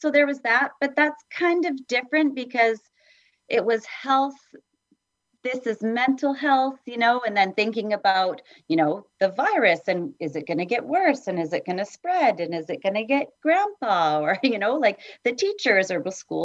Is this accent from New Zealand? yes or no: no; Edmonton, Alberta, Canada; also born or lived in Vancouver, Canada; now in Vancouver Island, Canada; I grew up in Edmonton